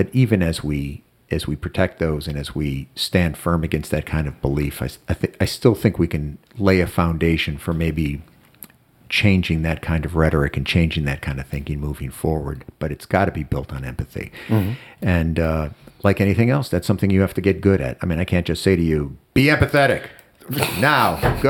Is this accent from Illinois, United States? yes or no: yes; Chicago, Illinois, United States; also born or lived in Ohio / New Jersey; In Chicago in the 60s, and, it's scary times. And, I've moved around a lot. I moved from Chicago to Ohio to New Jersey.